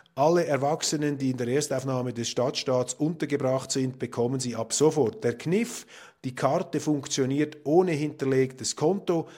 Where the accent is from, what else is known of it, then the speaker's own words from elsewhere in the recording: Switzerland; Als Schweizer